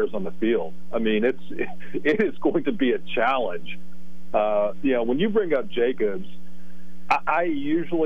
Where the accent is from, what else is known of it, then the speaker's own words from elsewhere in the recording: Hazleton, Pennsylvania, United States; I'm from Hazleton, so that's kind of in between here and there